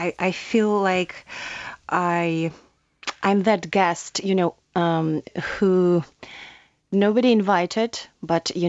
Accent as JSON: {"language": "English", "region": "Kyiv", "country": "Ukraine", "second_language": "English", "moved": "as an adult", "lives_now": "Ireland", "said": "I'm from Kyiv, from a huge city."}